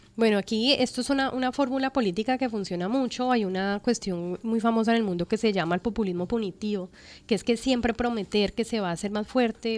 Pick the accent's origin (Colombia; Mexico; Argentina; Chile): Colombia; en el país, en mi país, en Colombia.